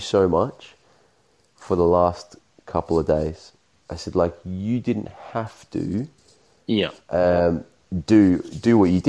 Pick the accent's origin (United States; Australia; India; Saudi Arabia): Australia; me being Australian